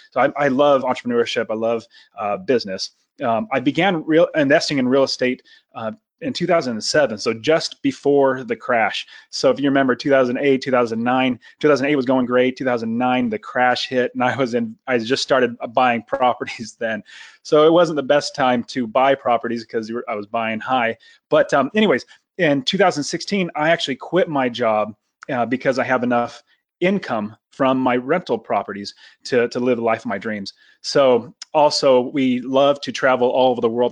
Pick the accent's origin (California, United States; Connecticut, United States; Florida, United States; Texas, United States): California, United States; Fresno; moved away as an adult; now in Phoenix, United States; I grew up in Fresno, California, right in the center